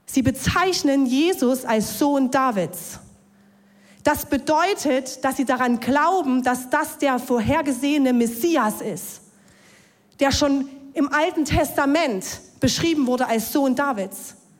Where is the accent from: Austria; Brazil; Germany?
Germany; Ore Mountains, Saxony; Ich bin gläubig aufgewachsen im Erzgebirge